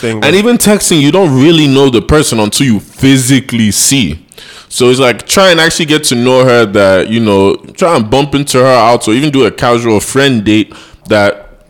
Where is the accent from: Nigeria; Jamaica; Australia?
Nigeria; we're Nigerian.